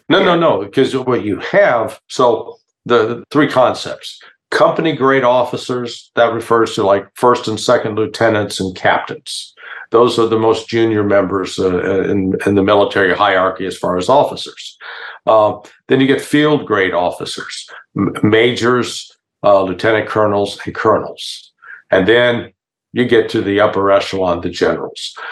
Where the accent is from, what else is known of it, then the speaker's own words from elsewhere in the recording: Kansas City, Missouri, United States; I grew up in the Kansas City, Missouri area